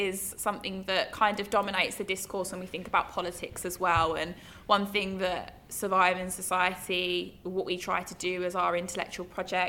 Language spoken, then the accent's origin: English; West Midlands, United Kingdom; now in London, United Kingdom; I'm from the West Midlands